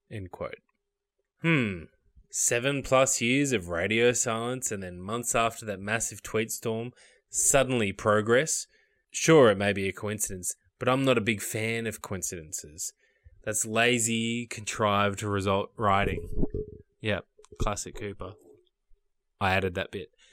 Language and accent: English; Australia; I'm from Australia